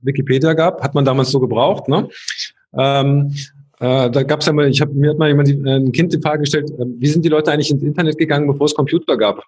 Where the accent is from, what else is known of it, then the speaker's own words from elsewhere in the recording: a small town near Aachen, North Rhine-Westphalia, Germany; in meinem Heimatort, das war so ein kleines Städtchen in der Nähe von Aachen